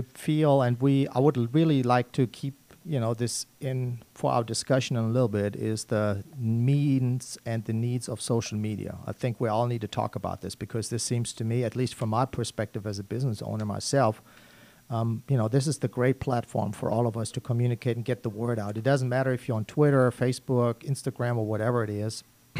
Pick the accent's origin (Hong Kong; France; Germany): Germany; moved away; I see myself as an immigrant. I came here in 1995 from Germany.